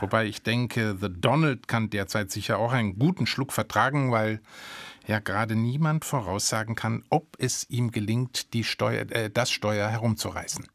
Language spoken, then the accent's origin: German; Germany; von uns Deutschen